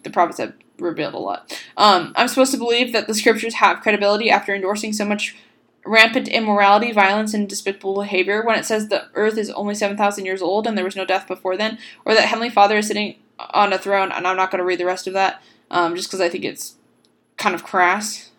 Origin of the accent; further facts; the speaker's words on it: Boston, Massachusetts, United States; I'm from Boston, Massachusetts